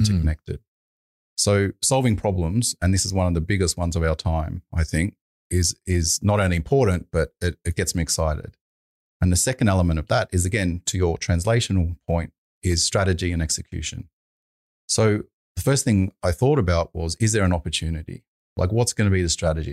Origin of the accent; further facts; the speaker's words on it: Sydney, New South Wales, Australia; also born or lived in United Kingdom; I'm from Sydney